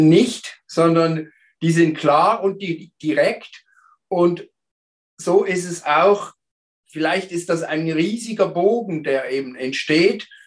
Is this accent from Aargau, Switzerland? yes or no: no; Basel, Basel-Stadt, Switzerland; moved away; Und früher war ich in der Schweiz, in Basel. Ursprünglich komme ich aus Basel, äh, bin Vater von drei Kindern